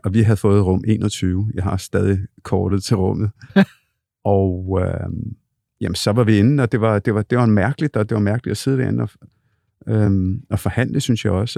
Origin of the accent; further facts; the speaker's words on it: Copenhagen, Capital Region of Denmark, Denmark; jeg er født og opvokset på Bryggen